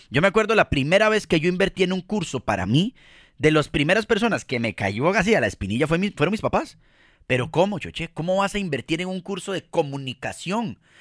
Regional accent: Costa Rica; como decimos eh, en Costa Rica, les decimos carajillos a los niños

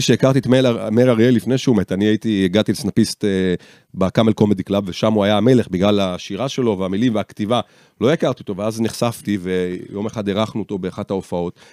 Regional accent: Rishon LeZion, Central District, Israel; גדל, גדלתי בראשון

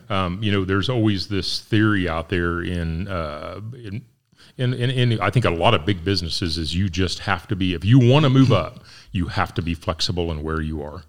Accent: Ness City, Kansas, United States; moved away; I'm from Ness City

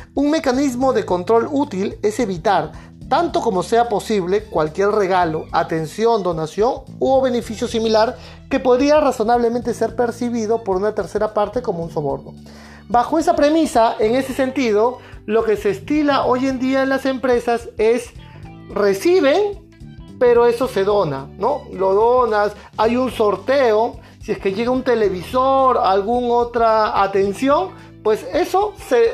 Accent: Peru; en mi país, aquí en Perú

